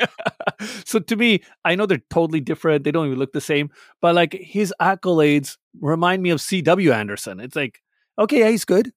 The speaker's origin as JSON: {"language": "English", "country": "Canada", "said": "I'm Canadian with a Pakistani background."}